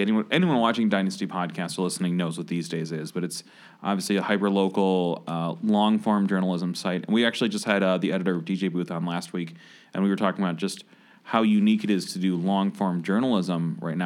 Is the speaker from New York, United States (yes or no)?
no; Michigan, United States; moved away; I was born in Michigan